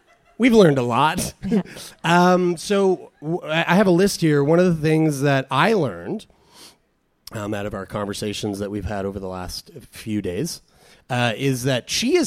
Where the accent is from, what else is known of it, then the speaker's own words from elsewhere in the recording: Halifax, Nova Scotia, Canada; we aren't from here. We're from Halifax, and we're just visiting.